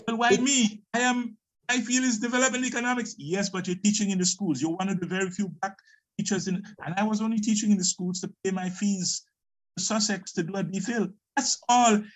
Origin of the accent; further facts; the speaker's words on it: Grenada; moved away as an adult; also born or lived in England; I'm from Grenada in the Caribbean